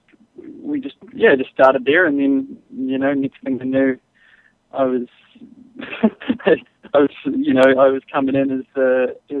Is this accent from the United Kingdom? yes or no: no; New Zealand; now in Texas, United States; I grew up in New Zealand, and I grew up right on the ocean, and it's funny having, I'm living in Texas now